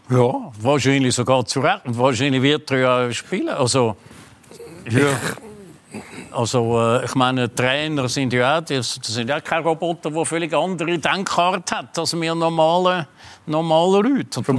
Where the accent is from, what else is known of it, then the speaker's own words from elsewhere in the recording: Switzerland; Also, äh, ich weiß schon, als Schweizer musst du für den Föderalismus sein und Kantone sind die, die entscheiden und so.